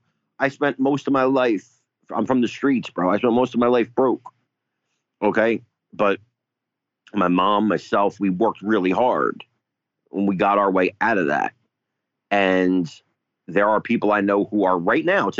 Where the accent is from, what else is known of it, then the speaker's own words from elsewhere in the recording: Newark, New Jersey, United States; I was born in Newark, New Jersey